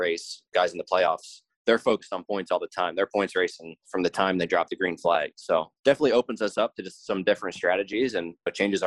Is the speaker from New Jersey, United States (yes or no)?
yes; New Jersey, United States; I'm from South Jersey